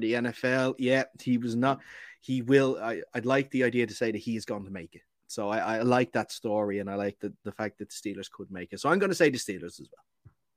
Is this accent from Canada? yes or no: no; Ireland; we are Irish